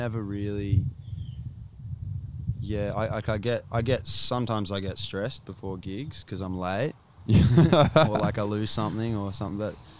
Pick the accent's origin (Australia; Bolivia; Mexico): Australia; Sydney, New South Wales; also born or lived in Anglesea/Angowrie area / Gold Coast, Queensland / Bondi, Sydney; I moved from Sydney up to here, up to Angowrie